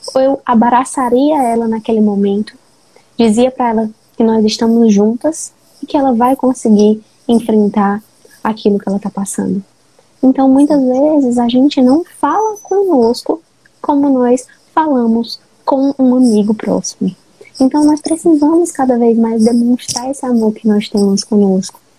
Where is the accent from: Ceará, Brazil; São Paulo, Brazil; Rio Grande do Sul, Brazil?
Ceará, Brazil; Fortaleza; eu sou de Fortaleza